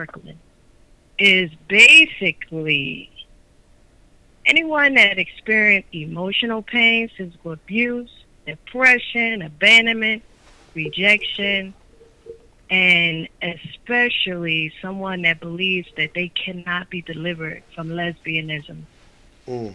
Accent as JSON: {"language": "English", "town": "Sicklerville", "region": "New Jersey", "country": "United States", "tie": "born or raised there", "also_born_or_lived": "Atlantic City, New Jersey", "said": "I was born and raised in Atlantic City. I grew up in Sicklerville. I am now in Atlantic City"}